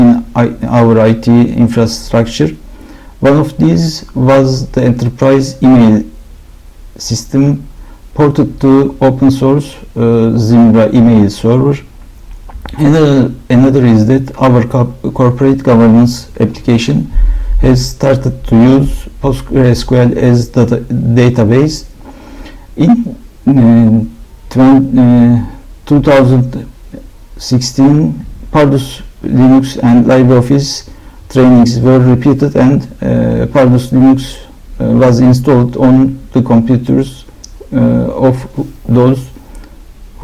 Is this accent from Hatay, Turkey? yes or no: no; Istanbul, Turkey; I am from Istanbul.